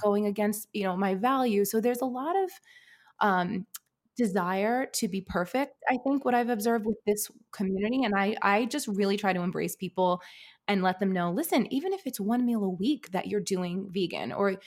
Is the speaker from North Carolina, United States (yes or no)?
no; New York City, New York, United States; I grew up in an Italian American family in Brooklyn, New York